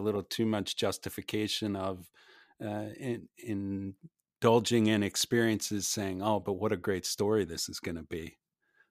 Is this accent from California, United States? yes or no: no; Ohio, United States; having been from and currently living in Ohio